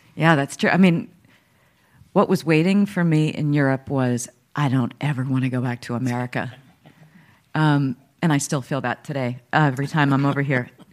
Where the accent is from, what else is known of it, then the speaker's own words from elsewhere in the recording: Dallas, Texas, United States; I was born in Dallas, Texas